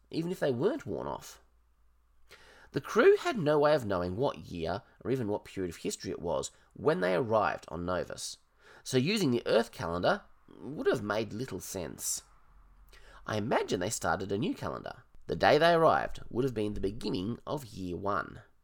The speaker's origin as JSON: {"language": "English", "country": "Australia", "said": "I'm Australian"}